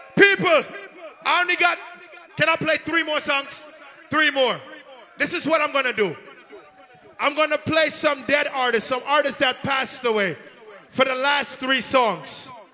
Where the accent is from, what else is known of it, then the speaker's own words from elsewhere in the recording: New York City, New York, United States; we're from Brooklyn